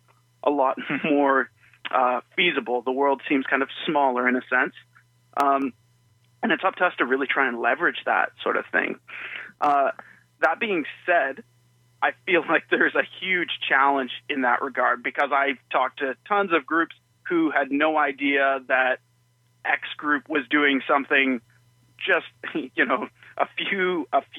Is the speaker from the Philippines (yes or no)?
no; Toronto, Ontario, Canada; now in Hamilton, Canada; I was born in Toronto